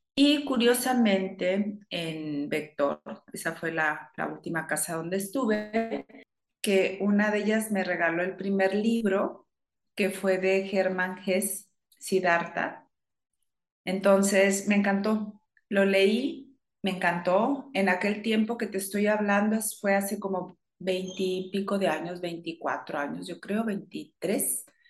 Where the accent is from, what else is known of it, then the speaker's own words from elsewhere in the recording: Chihuahua, Mexico; moved away as an adult; now in Monterrey, Mexico; Principalmente soy de Chihuahua, después me vine para acá, para Monterrey